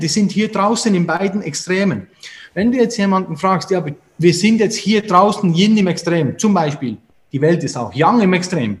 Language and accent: German; Switzerland; Und da sind wir damit aufgewachsen und in der Schweiz